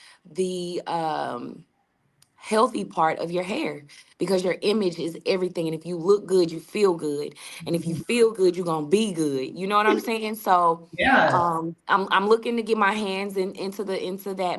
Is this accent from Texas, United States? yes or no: no; St. Louis, Missouri, United States; also born or lived in Seattle, Washington; Originally, I'm from Seattle, Washington, but I moved here as a girl, and I grew, and St. Louis has made me. This is my home